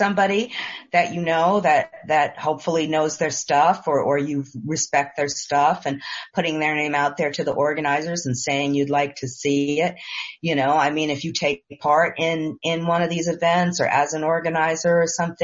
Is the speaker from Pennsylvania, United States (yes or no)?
no; New York, United States; I'm a New Yorker